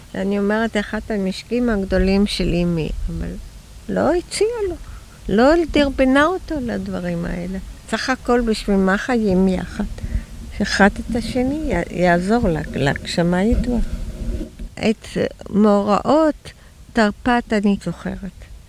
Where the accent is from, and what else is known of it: Tel Aviv, Tel Aviv District, Israel; born or raised there